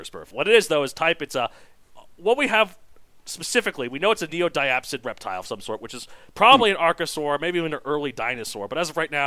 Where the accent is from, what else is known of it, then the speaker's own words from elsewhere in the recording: Colorado, United States; my home state of Colorado